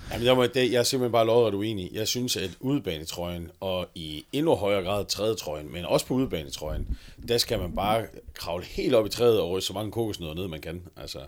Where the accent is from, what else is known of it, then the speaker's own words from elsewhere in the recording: North Jutland, North Denmark Region, Denmark; jeg er nordjyde